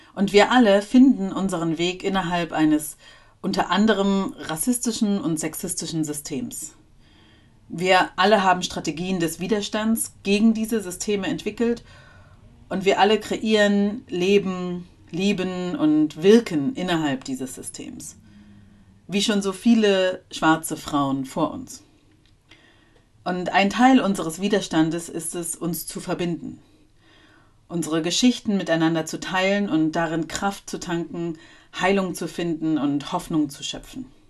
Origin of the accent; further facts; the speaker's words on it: Germany; also born or lived in East Germany (GDR); geboren in der damaligen DDR, wo ich auch teilweise meine Kindheit verbracht habe und dann aufgewachsen in Westdeutschland